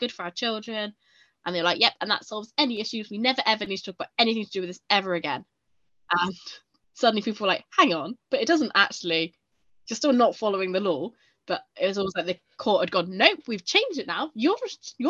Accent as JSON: {"language": "English", "country": "United Kingdom", "said": "I'm British"}